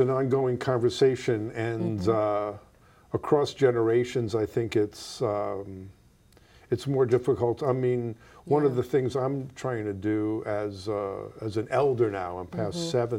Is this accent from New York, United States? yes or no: yes; New York, United States; where I grew up in New York, the biggest differences weren't, there were huge differences between like the Jewish families and the Italian Catholic families.